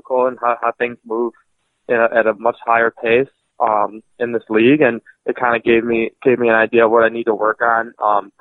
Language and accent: English; Oak Park, Michigan, United States; now in Fargo, United States; I'm from Detroit, Michigan, specifically Oak Park.